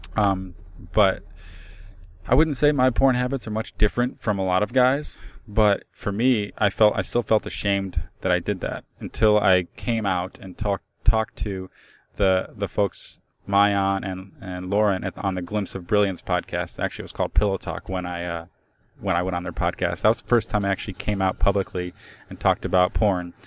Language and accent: English; Cleveland, Ohio, United States; I'm from Cleveland.